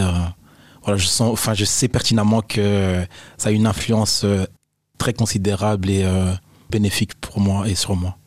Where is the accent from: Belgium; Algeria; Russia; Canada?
Belgium; Brussels, Brussels-Capital Region; also born or lived in Nivelles; quand je parle de la maison, je parle de chez moi à Bruxelles